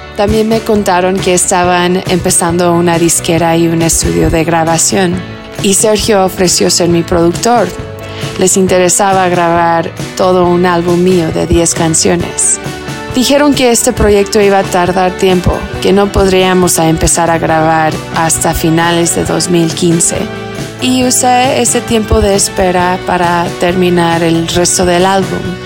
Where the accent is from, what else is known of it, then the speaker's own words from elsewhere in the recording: California, United States; first language Spanish; moved away as an adult; also born or lived in Mexico City, Mexico; now in Mexico; yo nací y crecí en California